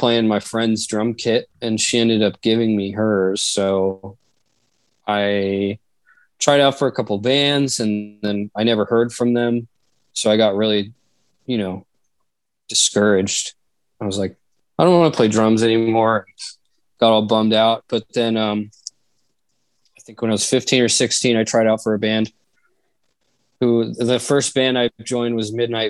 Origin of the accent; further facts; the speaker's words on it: Reno, Nevada, United States; also born or lived in Las Vegas, Nevada; I moved back to Reno from Vegas